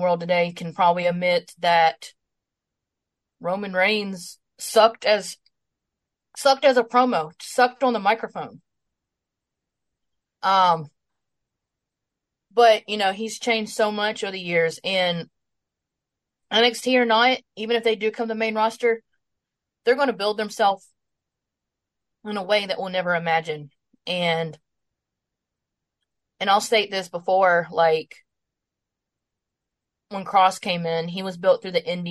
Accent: Greenville, South Carolina, United States; my hometown of Greenville, South Carolina

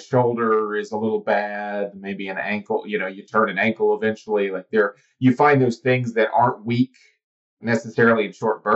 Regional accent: Cleveland, Tennessee, United States; moved away; I grew up in Cleveland, Tennessee, just outside of Chattanooga

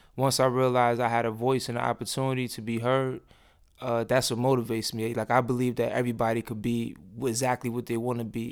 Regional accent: Rochester, New York, United States; moved away as an adult; now in Atlanta, United States; growing up in Rochester

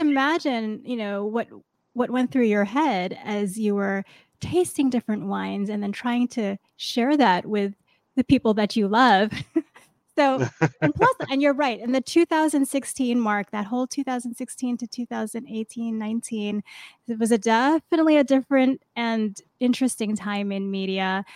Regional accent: New York City, New York, United States; New York, my hometown

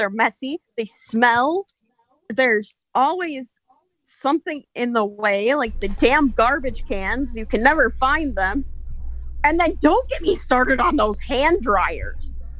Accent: Wisconsin, United States

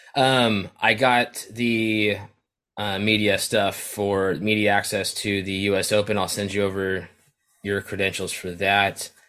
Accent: California, United States; as a Californian

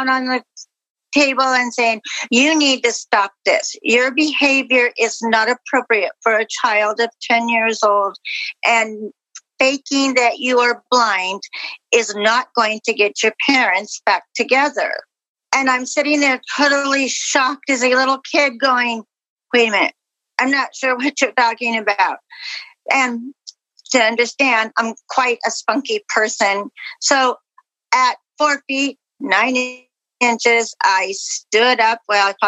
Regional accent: Caldwell, Idaho, United States; I'm from Caldwell, Idaho.

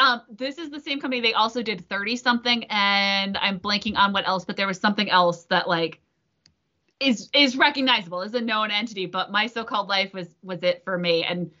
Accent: United States; But I grew up along Long Island Sound, which is a nice mediating effect. Never gets too hot, never gets too cold.

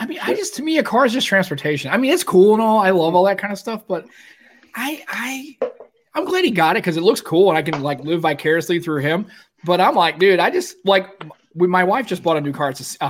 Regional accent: Staines, South East England, United Kingdom; I'm from Staines.

